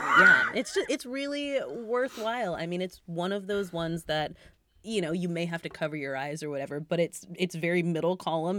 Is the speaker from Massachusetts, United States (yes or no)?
yes; Massachusetts, United States; I'm from Massachusetts